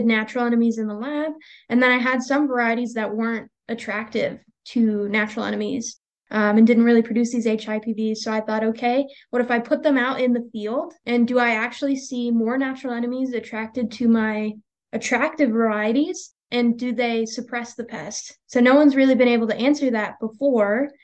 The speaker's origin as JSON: {"language": "English", "region": "Pennsylvania", "country": "United States", "moved": "as an adult", "lives_now": "Texas, United States", "said": "I'm from Pennsylvania originally"}